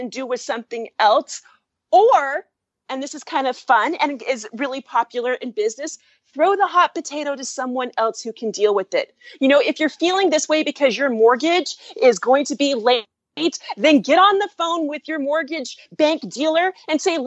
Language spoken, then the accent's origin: English; California, United States; I am from California, and my first career was as a Hollywood producer and music label owner